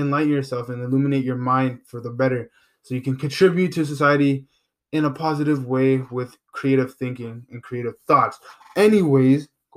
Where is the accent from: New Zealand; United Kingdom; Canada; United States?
Canada; I'm from Canada, and I'm not from the States